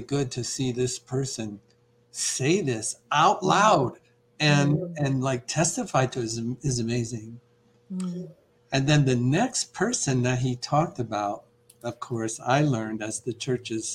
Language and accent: English; Iowa, United States; I grew up in Iowa